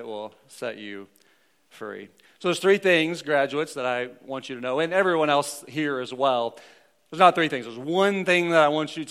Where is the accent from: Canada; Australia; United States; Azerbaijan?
United States; Missouri; I'm from the Show Me State.